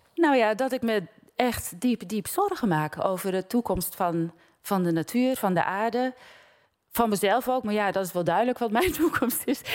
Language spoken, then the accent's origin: Dutch; Giessenburg, South Holland, Netherlands; born or raised there; moved away